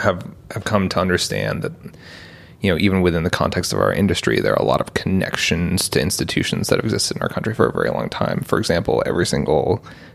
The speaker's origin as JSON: {"language": "English", "country": "United States", "tie": "born or raised there", "also_born_or_lived": "London, United Kingdom / New York / Portland, Oregon", "said": "we moved to the US when I was three, lived in both upstate New York and Portland, Oregon."}